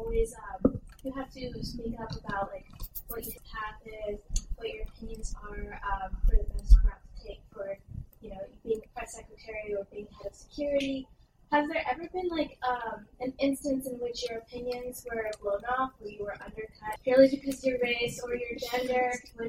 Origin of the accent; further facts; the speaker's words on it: Philippines; I'm a Filipina junior student college high